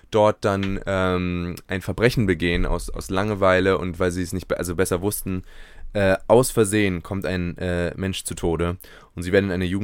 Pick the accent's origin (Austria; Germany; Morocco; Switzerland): Germany; Berlin; selbst in Berlin, wo ich groß geworden bin, gibt es ja nicht so einen